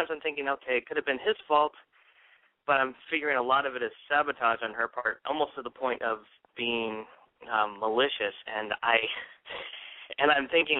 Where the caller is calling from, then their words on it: Tempe, Arizona, United States; I am calling from Tempe, Arizona